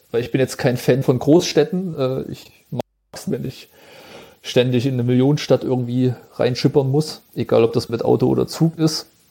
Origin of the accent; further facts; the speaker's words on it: Jena, Thuringia, Germany; Ich komme aus Thüringen, aus Jena